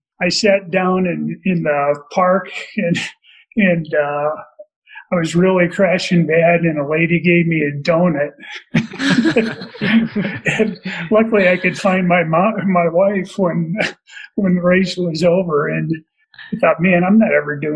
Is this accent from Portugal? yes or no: no; Detroit, Michigan, United States; now in Denver, United States; I grew up in Detroit